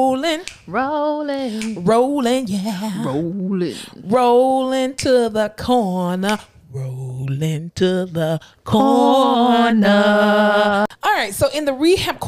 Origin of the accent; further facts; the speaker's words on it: South Florida, United States; I'm from South Florida